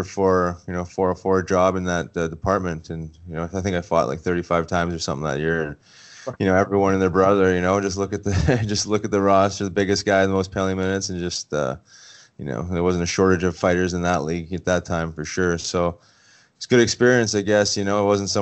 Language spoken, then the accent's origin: English; Winnipeg, Manitoba, Canada; my hometown, actually, Winnipeg